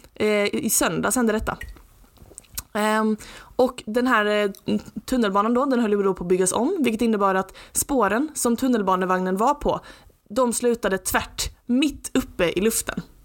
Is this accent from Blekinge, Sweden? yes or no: no; Lund, Skåne, Sweden; Jag är från Lund, jag är liksom inte från New York